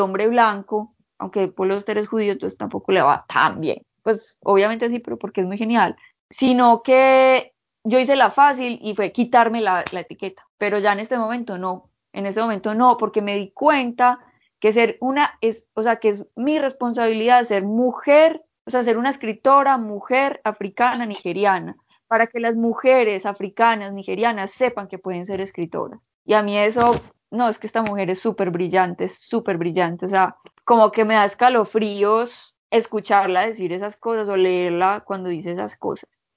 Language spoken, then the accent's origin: Spanish; Colombia